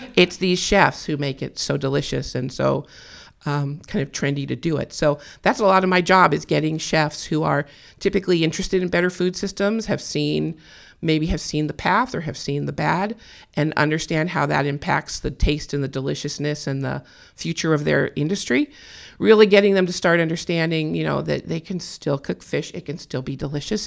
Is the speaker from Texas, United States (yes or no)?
no; California, United States; I was born and raised in California.